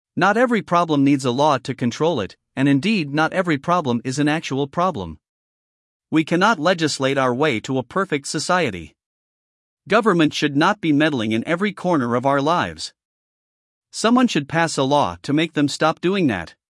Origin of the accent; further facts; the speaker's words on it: Florida, United States; my home state, Florida